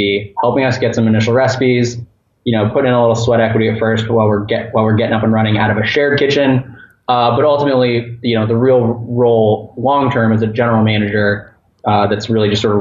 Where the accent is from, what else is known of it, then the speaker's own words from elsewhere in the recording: Orlando, Florida, United States; my hometown at near UCF, University of Central Florida in Orlando